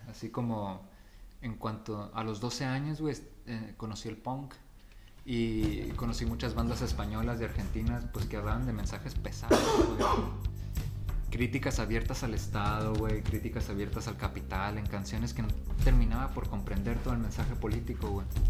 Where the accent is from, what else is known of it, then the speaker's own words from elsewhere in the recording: La Paz, Baja California Sur, Mexico; moved away; yo nací aquí en La Paz